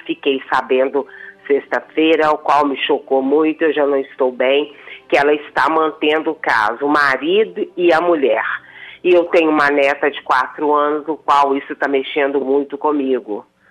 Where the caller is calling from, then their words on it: Santa Luzia, Minas Gerais, Brazil; Belo Horizonte. Eu falo do, do bairro São Benedito, em Santa Luzia.